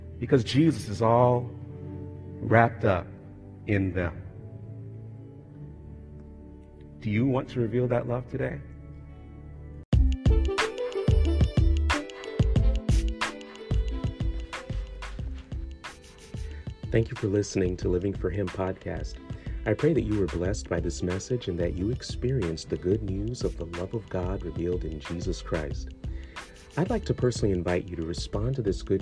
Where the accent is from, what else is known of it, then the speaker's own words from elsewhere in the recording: South Florida, United States; moved away; growing up in South Florida